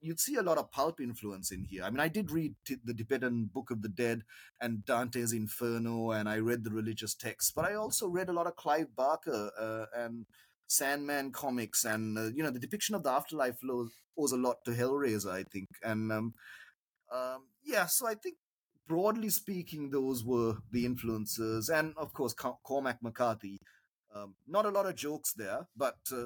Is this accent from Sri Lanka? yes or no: yes; Sri Lanka; as a Sri Lankan writer